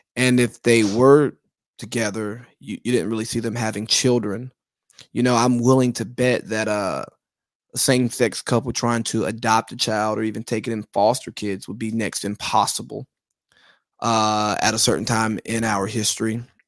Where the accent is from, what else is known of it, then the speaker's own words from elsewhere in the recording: Georgia, United States; I'm from Georgia, not California